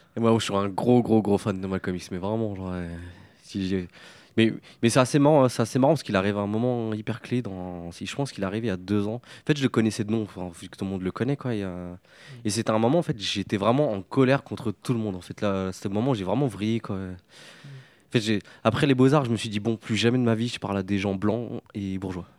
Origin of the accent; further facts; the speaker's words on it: France; sur trois générations au sein d'une cité, qui est la cité des Morinous, là où j'ai grandi